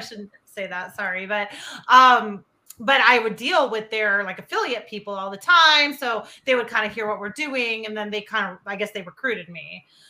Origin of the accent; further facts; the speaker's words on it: Bay Area, California, United States; moved away as an adult; also born or lived in Bristol, Connecticut; I'm from the Bay Area.